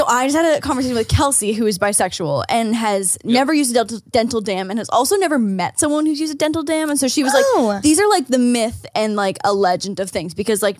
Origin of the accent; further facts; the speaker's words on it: St. Catharines, Ontario, Canada; now in United States; my hometown, St. Catharines, it's about an hour outside of Toronto.